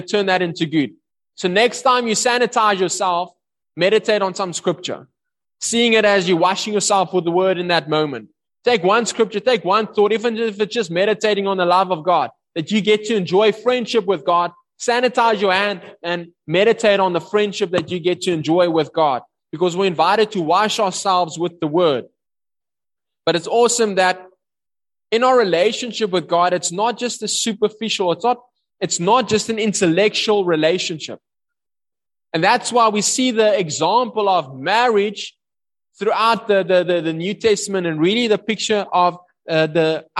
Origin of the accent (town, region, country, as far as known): South Africa